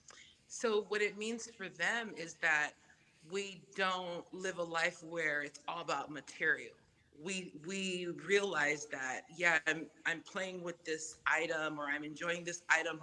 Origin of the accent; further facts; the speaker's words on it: Samoa; first language Samoan; English is a second language; moved away; being raised Samoan was my first language. And then I get uprooted over here because my parents think it's better out here